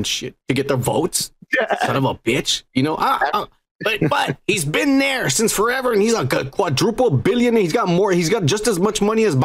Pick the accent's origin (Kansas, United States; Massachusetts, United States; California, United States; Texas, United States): Texas, United States; Texas United States Representative Hendrik Cuellar, who grew up in the same town we did